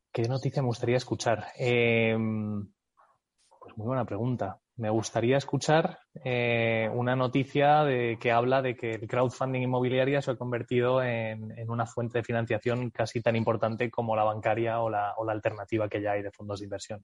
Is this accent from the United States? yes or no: yes; United States; born or raised there; moved away as an adult